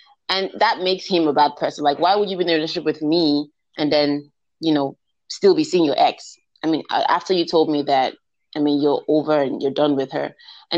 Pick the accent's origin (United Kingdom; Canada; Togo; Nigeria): Nigeria